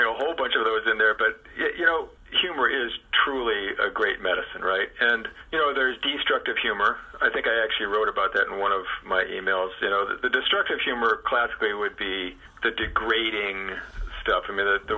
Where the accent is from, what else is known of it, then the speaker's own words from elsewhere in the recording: Chicago, Illinois, United States; I grew up in Chicago.